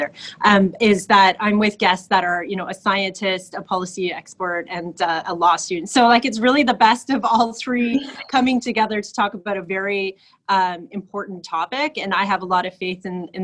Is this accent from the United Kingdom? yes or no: no; Toronto, Ontario, Canada; I grew up on the Scarborough border at Victoria Park in Lawrence, and I did grow up in an apartment building like most Scarborough youngsters